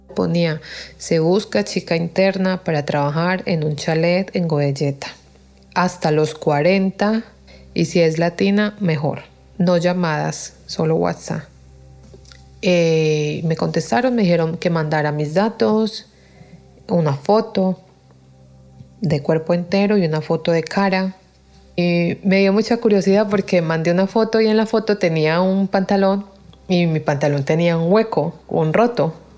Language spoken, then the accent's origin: Spanish; Colombia; moved away as an adult; now in Spain; vengo de Colombia